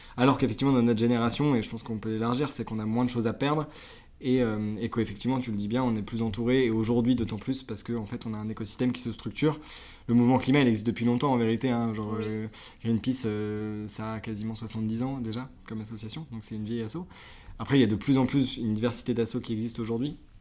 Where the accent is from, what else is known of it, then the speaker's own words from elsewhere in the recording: Concarneau, Brittany, France; moved away as an adult; also born or lived in Nantes / Toulouse; j'ai 26 ans, je viens de Concarneau, un petit port, enfin un petit port, un gros port en Bretagne. là où j'ai grandi